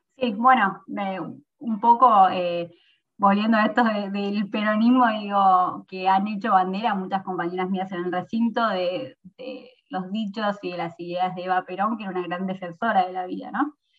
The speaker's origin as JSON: {"language": "Spanish", "town": "San Miguel", "region": "Buenos Aires Province", "country": "Argentina", "also_born_or_lived": "Mar del Plata", "said": "Yo soy de San Miguel"}